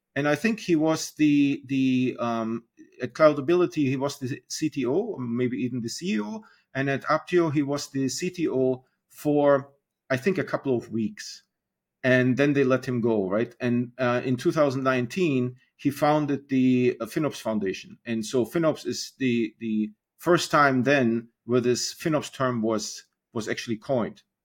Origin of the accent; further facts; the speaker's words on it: Germany; moved away as an adult; now in United States; I'm originally from Germany. Um, I came on internship to the United States and then got married and, uh, decided to stay.